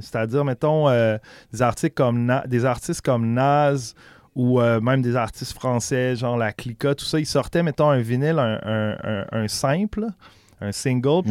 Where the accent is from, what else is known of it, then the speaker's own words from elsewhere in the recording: Quebec City, Quebec, Canada; also born or lived in Charlevoix; je suis né à Québec, mais on a fait un petit tour vers quand j'avais deux ans, quand j'avais pendant deux ans, quand j'avais genre 5-6 ans en campagne dans le coin de Charlevoix. Puis quand on est revenu à Québec, je devais avoir 7-8 ans